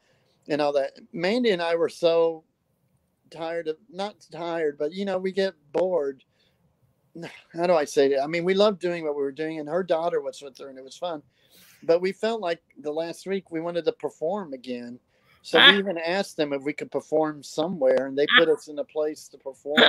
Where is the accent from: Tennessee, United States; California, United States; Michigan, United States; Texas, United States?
Texas, United States; Fort Worth; now in New York, United States; in Fort Worth, my hometown in Fort Worth, Texas